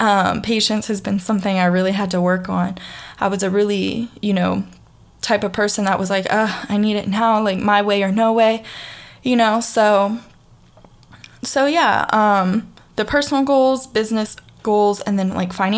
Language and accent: English; the South, United States; accent: southern, country; you can hear my southern accent